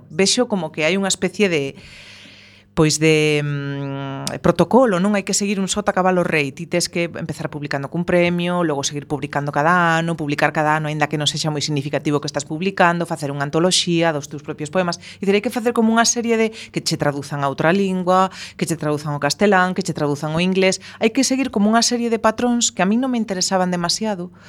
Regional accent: A Coruña, Galicia, Spain; first language Spanish; Galician is a second language; crieime nunha zona na que non se escoitaba o galego en, en moitos kilómetros mm, a redonda, eh, no centro da Coruña

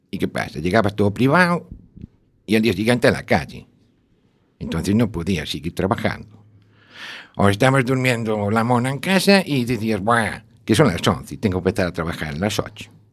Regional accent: A Coruña, Galicia, Spain; Nací en La Coruña, toda la vida

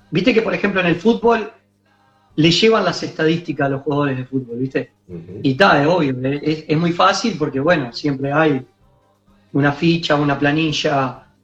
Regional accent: Uruguay; ¿por qué yo como uruguayo no también hacerlo?

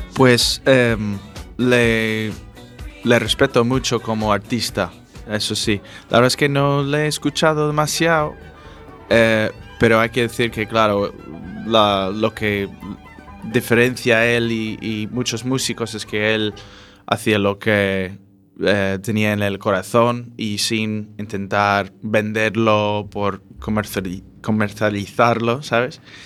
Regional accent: California, United States; now in A Coruña, Spain; yo soy de California

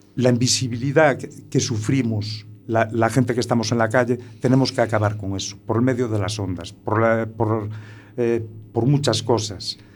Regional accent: Muros, Galicia, Spain; allí en un pueblo pequeño que soy de, que soy de Muros

